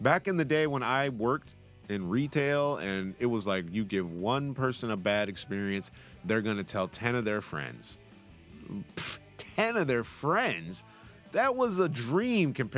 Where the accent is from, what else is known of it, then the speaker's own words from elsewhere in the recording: United States; accent: American; now in United Kingdom; I'm American